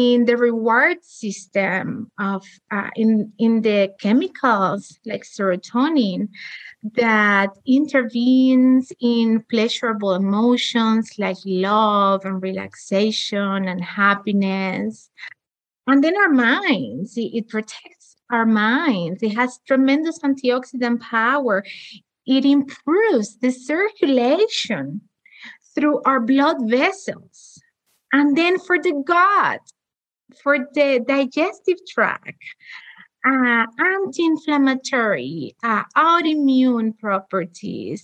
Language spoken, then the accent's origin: English; Cuba; moved away; I'm also from Cuba.